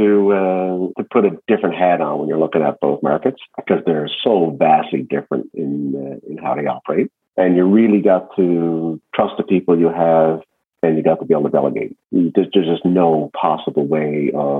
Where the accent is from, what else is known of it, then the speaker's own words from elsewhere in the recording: Newfoundland and Labrador, Canada; moved away; also born or lived in Ontario; I was from Newfoundland and I was going to Newfoundland